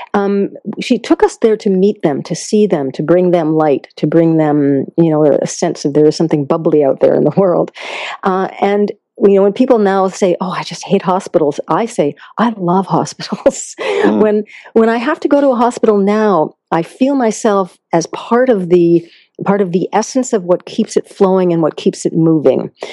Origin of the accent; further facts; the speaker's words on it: Concord, Massachusetts, United States; also born or lived in India; I grew up in Massachusetts